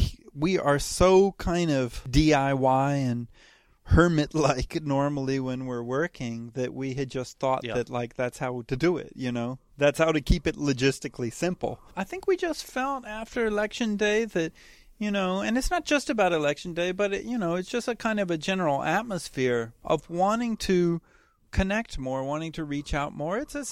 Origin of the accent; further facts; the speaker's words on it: Chile; born there; I was born in Chile, where my parents had just moved.